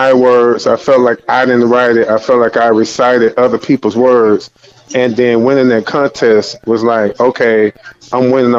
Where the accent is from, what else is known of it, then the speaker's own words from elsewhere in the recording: Miami, Florida, United States; also born or lived in California; I was born in California at Cedars-Sinai Hospital, but I was raised in Miami, Florida at a place called Goose. It's one of the sub cities.